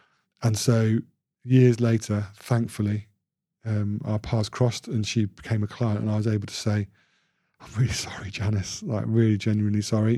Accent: Bradford, Yorkshire and the Humber, United Kingdom; also born or lived in Royal Leamington Spa / Solihull; I'm a Yorkshireman, born in Bradford Royal Infirmary, big at the Bingley, Deb, Amelia. And then I moved to Royal Leamington Spa, forget the Royal connection. And then a little village outside Solihull in the West Midlands.

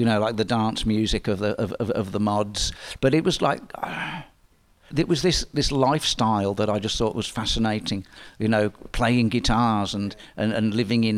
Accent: Kettering, East Midlands, United Kingdom; I was born in Kettering. Well, I was brought up in Kettering, Northamptonshire

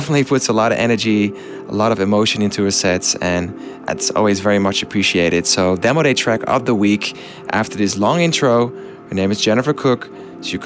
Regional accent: Amsterdam, North Holland, Netherlands; my hometown, Amsterdam

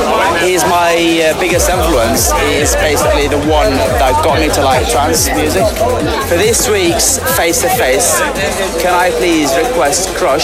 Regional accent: Yemen; I'm from Yemen.

